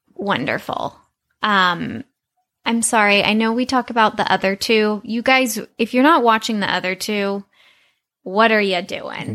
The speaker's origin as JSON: {"language": "English", "town": "Santa Monica", "region": "California", "country": "United States", "tie": "born or raised there", "said": "growing up on Ocean Avenue"}